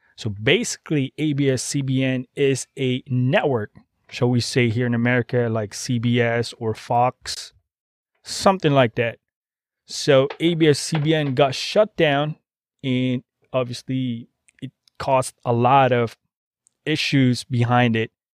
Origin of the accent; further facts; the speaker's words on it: Philippines; now in United States; I'm a Filipino